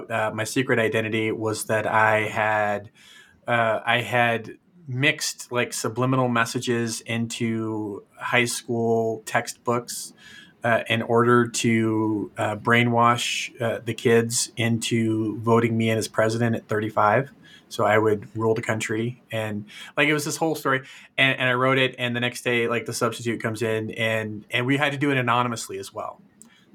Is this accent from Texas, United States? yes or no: no; Fresno, California, United States; moved away as an adult; also born or lived in Chicago / Tennessee; I grew up in Fresno.